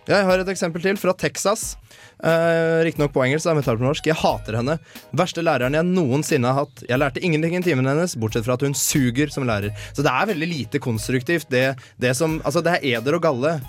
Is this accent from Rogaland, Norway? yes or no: no; Eidsvoll, Akershus, Norway; now in Trondheim, Norway; Nå har jeg vært hjemme i, i Eidsvoll, der jeg kommer fra